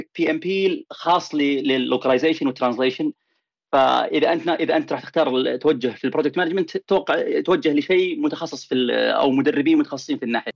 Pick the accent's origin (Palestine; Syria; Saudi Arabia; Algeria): Saudi Arabia; now in United States; هنا في امريكا وبين اللي عندنا في السعوديه